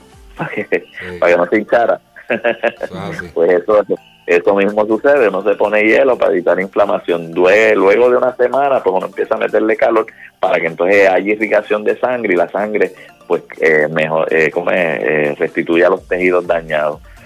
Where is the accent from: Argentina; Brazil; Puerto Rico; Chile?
Puerto Rico; now in Florida, United States; somos boricuas